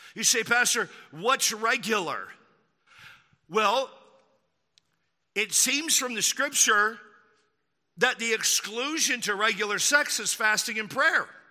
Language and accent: English; Texas, United States; I grew up in Texas